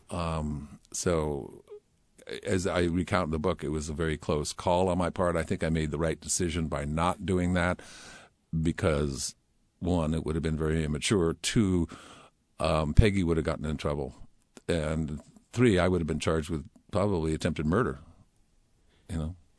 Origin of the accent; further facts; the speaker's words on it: Palo Alto, California, United States; moved away as an adult; also born or lived in Oak Ridge, Tennessee; now in Seattle, United States; I was very fortunate to have my high school years in Palo Alto.